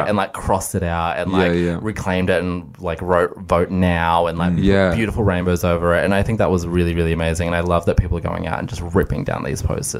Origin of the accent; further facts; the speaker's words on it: Mornington Peninsula, Melbourne, Victoria, Australia; I grew up in the South, like down the peninsula, it's very heteronormative, it's very white